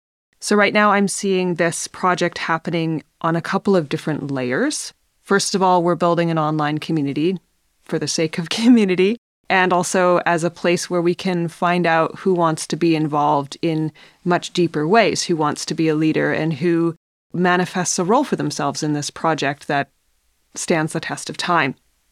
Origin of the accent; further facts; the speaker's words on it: British Columbia, Canada; now I'm settled in northern British Columbia in my hometown, and I plan to be here for some time.